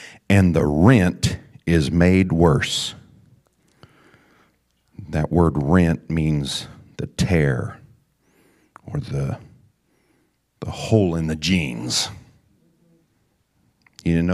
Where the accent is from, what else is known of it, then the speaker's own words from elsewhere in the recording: the Ozarks, United States; When I was a young boy growing up in the Ozarks, I had my fair share of holy jeans and patches, like every other rambunctious creek wading, tree climbing country boy.